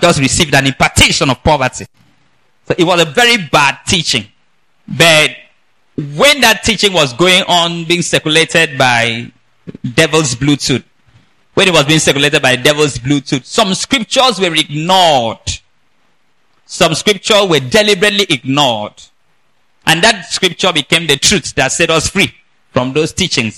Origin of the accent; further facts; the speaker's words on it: Nigeria; I'm from Nigeria